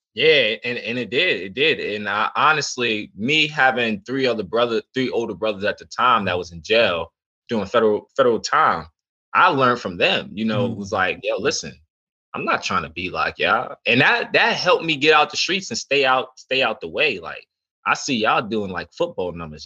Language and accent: English; New York City, New York, United States; I grew up in the Bronx, New York